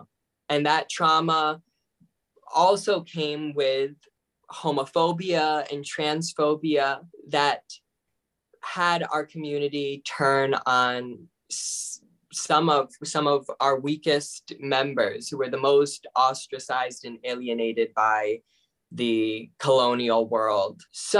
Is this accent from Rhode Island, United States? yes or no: yes; Rhode Island, United States; I am a citizen of the Narragansett Nation. We are the only tribe in Rhode Island, and we are a federally recognized nation.